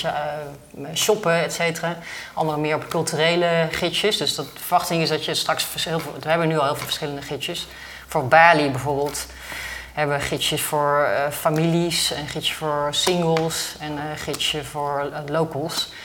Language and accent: Dutch; Netherlands; als Nederlander